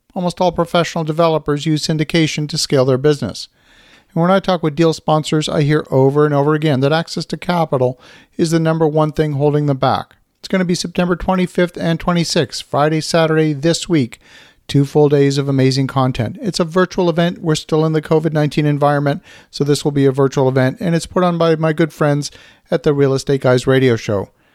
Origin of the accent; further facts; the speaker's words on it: Canada; as a Canadian